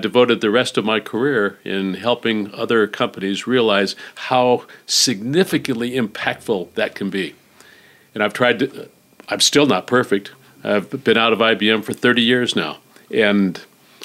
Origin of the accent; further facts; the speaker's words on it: Phoenix, Arizona, United States; I was born in Phoenix. I went to school at the University of Arizona